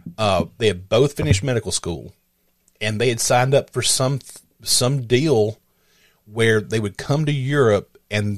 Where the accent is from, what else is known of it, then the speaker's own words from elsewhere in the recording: the South, United States; I'm from the States. He goes, well, where at? I said, the South